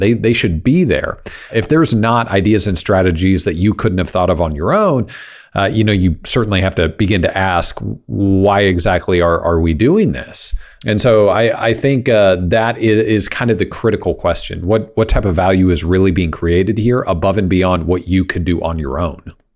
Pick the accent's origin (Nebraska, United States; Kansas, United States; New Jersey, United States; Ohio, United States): Kansas, United States; now in Texas, United States; growing up in Kansas